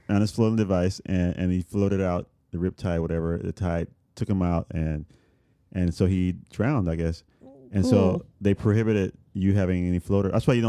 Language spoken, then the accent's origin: English; Puerto Rico; now in Chicago, United States; I grew up surfing in Puerto Rico.